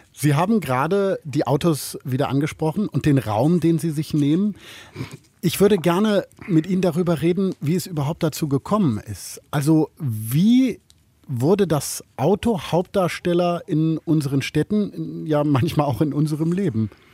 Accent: Germany; als Piefke

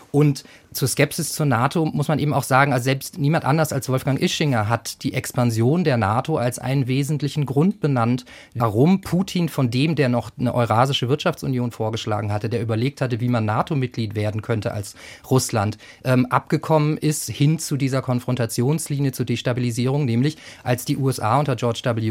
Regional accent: Germany; als Deutsche

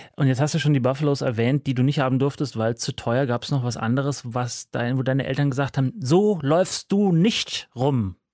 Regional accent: Munich, Bavaria, Germany; München, meine Geburtsstadt.

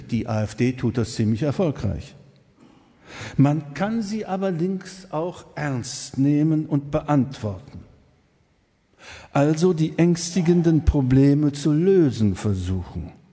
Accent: East Germany, Germany; ich darf das als Ossi sagen

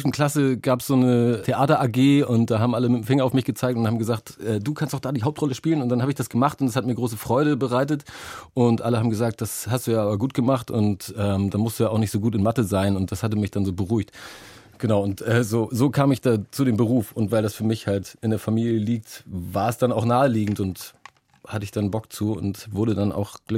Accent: Hamburg, Germany; weil ich dachte, ich rede nur mal so, ich komme mal aus Hamburg, was willst du von mir? Aber ähm, ja, der ist irgendwie drin.

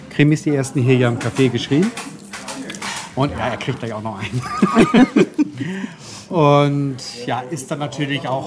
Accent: Lower Saxony, Germany; Wir sind bescheiden und zufrieden, wir sind aus Friesen, ne?

